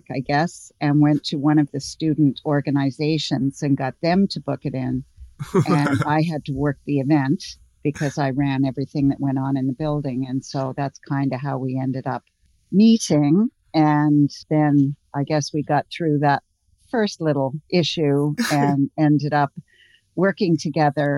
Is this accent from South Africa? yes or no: no; Ottawa, Ontario, Canada; moved away as an adult; also born or lived in England; now in Maritimes, Canada; I grew up in Ottawa, but I am emphatically not from there. I actually originated in England